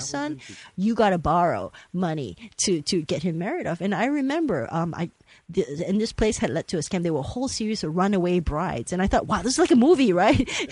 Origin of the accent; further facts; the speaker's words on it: Malaysia; I grew up in Malaysia but we cling to the old ways